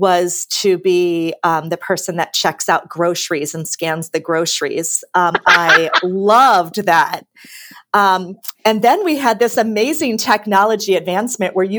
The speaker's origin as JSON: {"language": "English", "town": "Cincinnati", "region": "Ohio", "country": "United States", "tie": "born or raised there", "said": "I grew up in Cincinnati"}